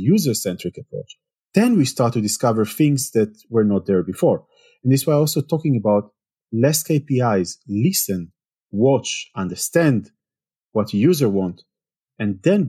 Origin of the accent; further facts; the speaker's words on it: Israel; English is a second language; now in Germany; Well, I moved to Germany 8 years ago. I'm coming originally from Israel. If you cannot hear it from the accent, which most people think I'm French somehow, or then the second option is Spanish, never Israeli.